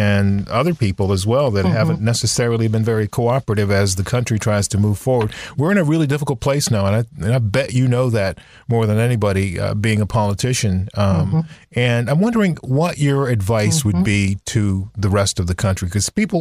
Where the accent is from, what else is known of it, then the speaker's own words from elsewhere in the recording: the South, United States; growing up in the South myself